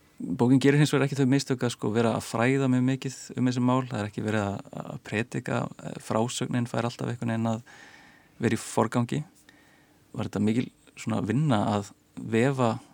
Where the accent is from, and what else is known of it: Iceland